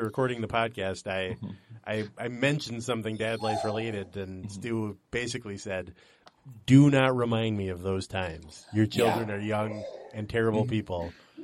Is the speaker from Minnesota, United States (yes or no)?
yes; Minnesota, United States; we're from Minnesota